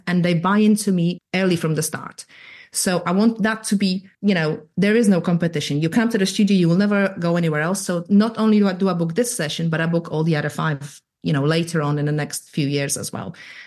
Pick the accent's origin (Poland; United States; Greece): Poland; accent: weird Irish American; now in United Kingdom; I'm from Eastern Europe